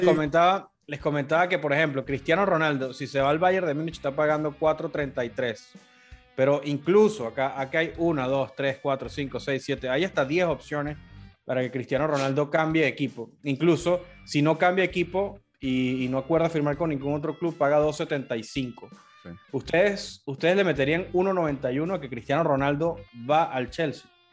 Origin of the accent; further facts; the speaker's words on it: Caracas, Capital District, Venezuela; Soy de Caracas